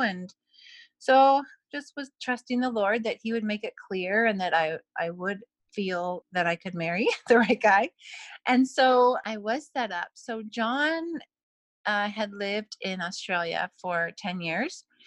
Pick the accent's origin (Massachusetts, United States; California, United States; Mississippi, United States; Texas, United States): California, United States; Simi Valley; now in British Columbia, Canada; I was originally from um, the Simi Valley, California area.